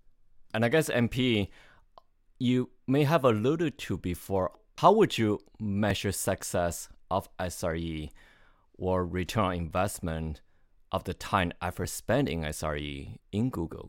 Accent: Canada; The context here is I'm Canadian, so hockey is important to me.

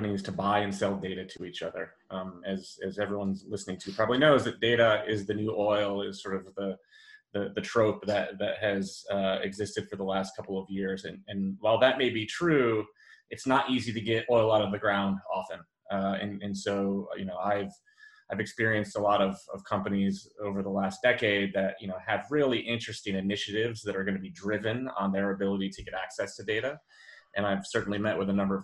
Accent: Western New York, United States; growing up in Western New York

